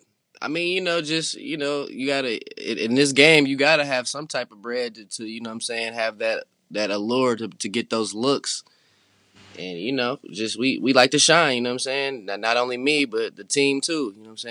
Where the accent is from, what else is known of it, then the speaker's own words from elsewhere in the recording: St. Paul, Minnesota, United States; now in Los Angeles, United States; I'm from St. Paul, Minnesota